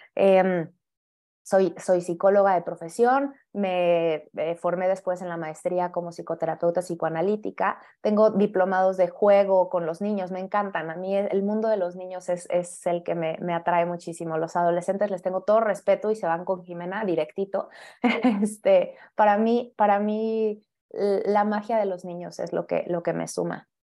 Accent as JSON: {"language": "Spanish", "region": "Mexico City", "country": "Mexico", "said": "yo también soy de la Ciudad de México"}